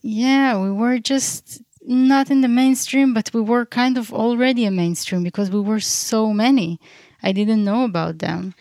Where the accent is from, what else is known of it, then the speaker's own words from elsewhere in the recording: Beersheba, Southern District, Israel; also born or lived in Crimea, Ukraine; now in Ein Ayala, Israel; I was born in Ukraine, in, uh, in half of the island Crim, Crimea. And, uh, I grew up in Beersheba most of my life